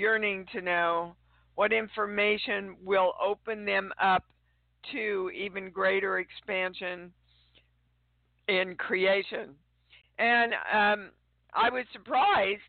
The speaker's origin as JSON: {"language": "English", "region": "Midwest", "country": "United States", "tie": "born or raised there", "also_born_or_lived": "Kansas City, Kansas / St. Joseph, Missouri", "said": "I am coming to you from almost my hometown. I'm in Kansas City, Kansas, but right now I'm in St. Joe doing a convention"}